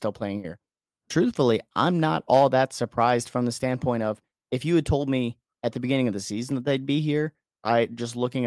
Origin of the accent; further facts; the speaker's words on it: Indiana, United States; I'm from Indiana